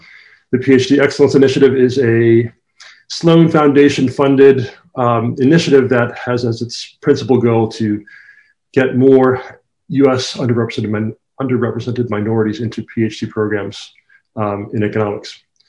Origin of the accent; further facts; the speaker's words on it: Jamaica; although my accent no longer sounds like it, I'm originally from Jamaica, so I'm from the Caribbean, just like Sir Arthur.